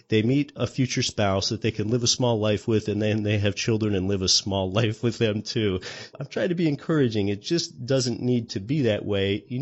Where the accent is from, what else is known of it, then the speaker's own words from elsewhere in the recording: Anchorage, Alaska, United States; It's called Denali. It's over 20,000 feet tall and it's right here in my home state of Alaska and I can even see it from my home city of Anchorage